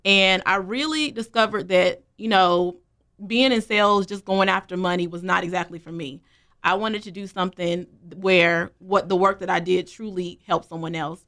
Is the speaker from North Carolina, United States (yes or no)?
yes; Greensboro, North Carolina, United States; also born or lived in Charlotte, North Carolina; I'm born and raised in Greensboro, North Carolina.